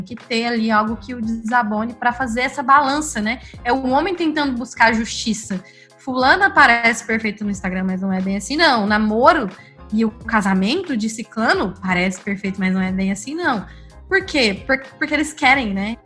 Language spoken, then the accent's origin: Portuguese; Goiânia, Goiás, Brazil; eu sou de Goiânia e minha família, por parte de pai, é do interior